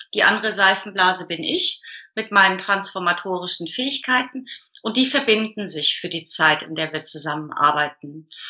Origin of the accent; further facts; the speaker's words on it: Hamburg, Germany; ich bin geboren in der Nähe von Hamburg und wohne jetzt seit 2000 im Norden Hamburgs.